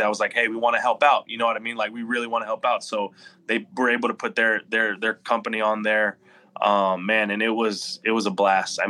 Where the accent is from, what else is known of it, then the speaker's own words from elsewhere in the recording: Corpus Christi, Texas, United States; I don't know many big leaguers from Corpus Christi, but I want them to be like, hey, you know what? If he can do it and he's from my hometown